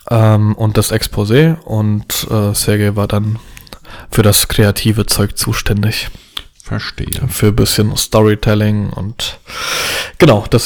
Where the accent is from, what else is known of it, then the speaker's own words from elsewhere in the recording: Poland; Pole mit zwei linken Händen. Also auch Polen sind ja grundsätzlich handwerklich begabt.